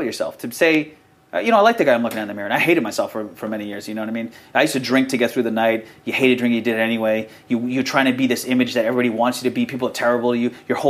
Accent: United States; I grew up in America

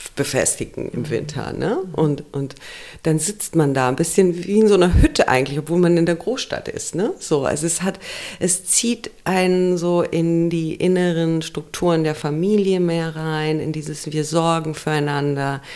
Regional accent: Romania; moved away; ich komme aus Rumänien. Und da war Kommunismus, mhm. als ich klein war

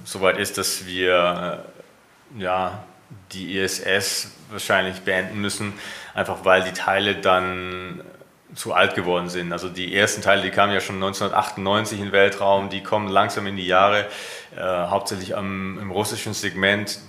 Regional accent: Germany; mein Heimatland

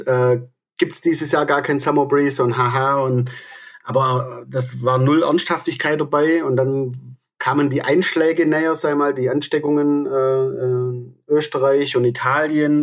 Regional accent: Aalen, Baden-Württemberg, Germany; ich komme aus Aalen

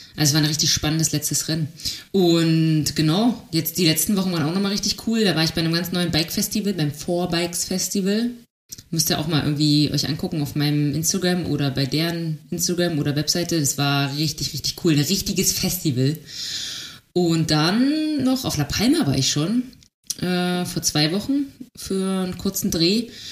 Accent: Germany; Wir als Deutsche

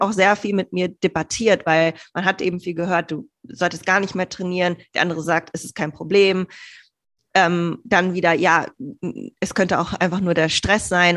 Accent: Bielefeld, North Rhine-Westphalia, Germany; moved away as an adult; also born or lived in Hamburg / Greece / United States; ursprünglich bin ich geboren in Bielefeld

